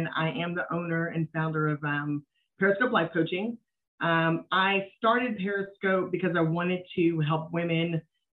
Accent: Dallas, Texas, United States; also born or lived in Philadelphia, Pennsylvania; We live in Dallas, Texas, so we've been here pretty much forever

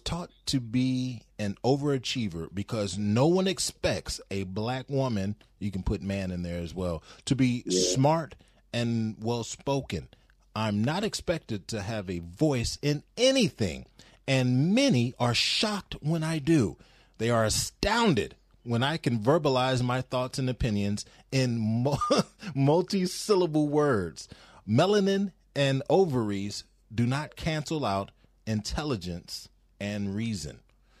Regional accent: Louisiana, United States; I'm from Louisiana, where they still have sundown towns.

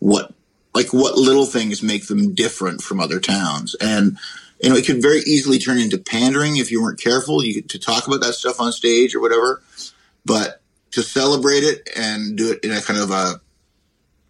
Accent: Canada; moved away as an adult; now in United States; I'm Canadian

